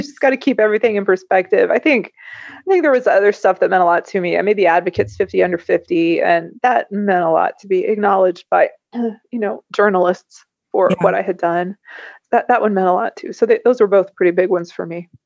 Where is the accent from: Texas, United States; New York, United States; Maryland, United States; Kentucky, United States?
Kentucky, United States; I've stayed in my hometown in Kentucky